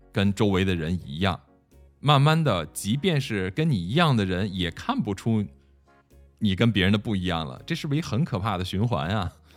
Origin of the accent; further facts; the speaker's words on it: China; 我们中国人